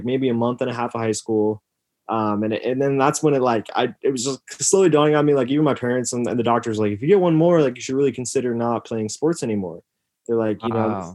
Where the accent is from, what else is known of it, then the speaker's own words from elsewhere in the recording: Yorkville, Illinois, United States; I grew up in Yorkville, Illinois